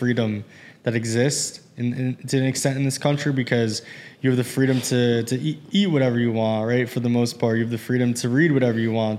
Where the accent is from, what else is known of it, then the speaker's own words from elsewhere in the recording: United States; I'm obviously from America. I'm blessed to be born here and raised here and everything. And my parents are second generation.